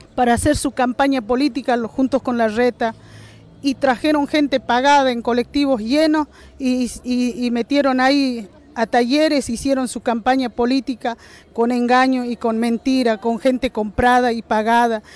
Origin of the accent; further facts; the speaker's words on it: Jujuy, Argentina; estamos agradecidos los jujeños